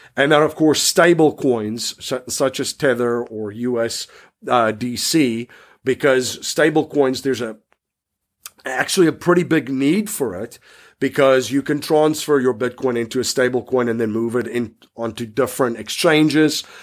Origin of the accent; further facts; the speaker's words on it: South Africa; growing up in South Africa